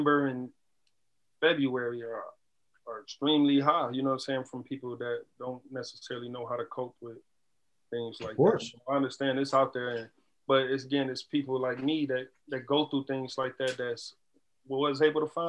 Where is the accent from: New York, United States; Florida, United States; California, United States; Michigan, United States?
Michigan, United States; Detroit; I'm from Detroit, man, so like a lot of the music that I grew up on was like soul driven